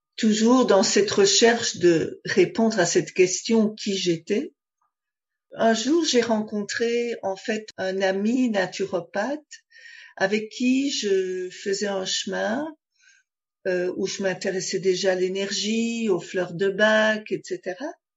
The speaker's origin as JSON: {"language": "French", "country": "Belgium", "tie": "born or raised there", "said": "j'ai déménagé d'un village, euh, où j'ai grandi, en Belgique"}